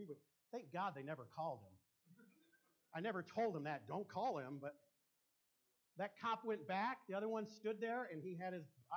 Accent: United States; I'm an American

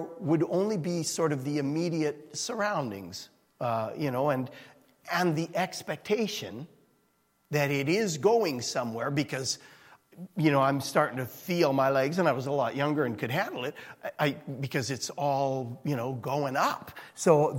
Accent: Edmonton, Alberta, Canada; moved away; I'm from Edmonton

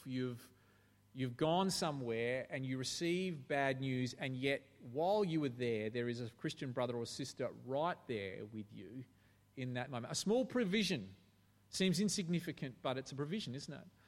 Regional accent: Australia

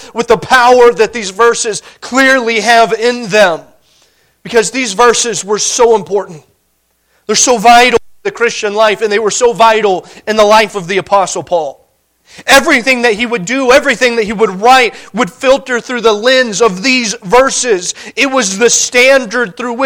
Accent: Indiana, United States; moved away as an adult; now in Montana, United States; Growing up in Indiana

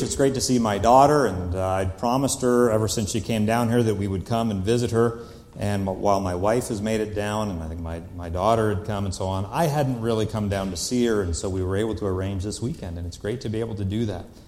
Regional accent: Canada; I am Canadian

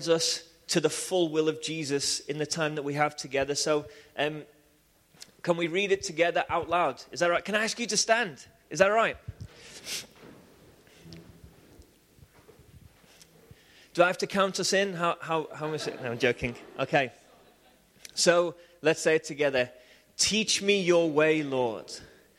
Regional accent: Liverpool, North West England, United Kingdom; I grew up in Liverpool

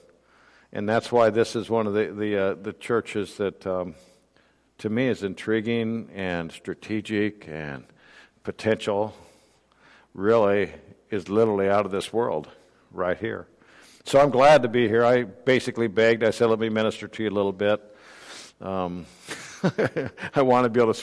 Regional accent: Urbandale, Iowa, United States; moved away; also born or lived in Des Moines, Iowa; I grew up in Urbandale, graduated from Urbandale High School

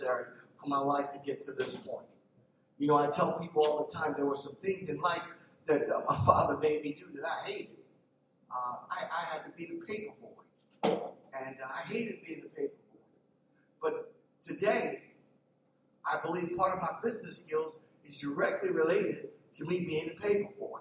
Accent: Philadelphia, Pennsylvania, United States; I grew up in North Philly

